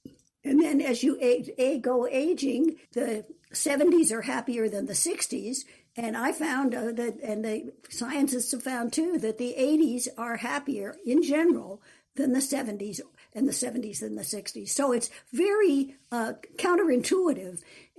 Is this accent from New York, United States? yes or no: yes; New York, United States; born there; I was born in New York, but was always after that in small towns and wasn't particularly interested in college.